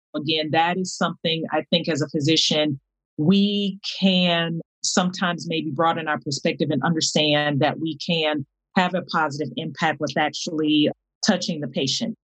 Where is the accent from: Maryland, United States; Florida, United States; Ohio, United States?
Florida, United States; Miami; I grew up in in Miami, Florida